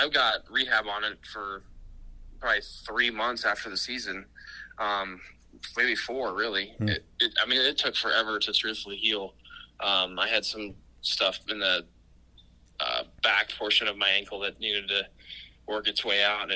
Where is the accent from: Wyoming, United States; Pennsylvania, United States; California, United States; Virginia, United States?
Wyoming, United States; Casper; we got a house back in Casper, my hometown